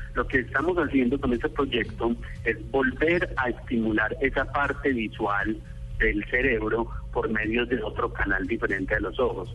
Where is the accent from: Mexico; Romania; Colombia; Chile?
Colombia; moved away; also born or lived in Switzerland; yo como colombiano